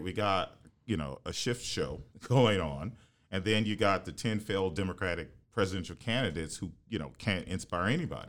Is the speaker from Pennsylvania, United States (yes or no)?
no; Houston, Texas, United States; moved away as an adult; also born or lived in New Haven, Connecticut / New York; I grew up in Houston